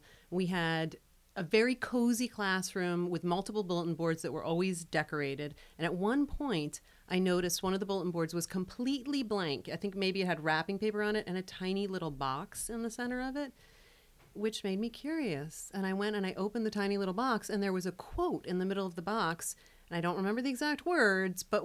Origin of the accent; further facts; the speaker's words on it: Philadelphia, Pennsylvania, United States; also born or lived in Vermont; now in Manchester, United States; I grew up in Philadelphia, and I've been in Vermont for about 20-plus years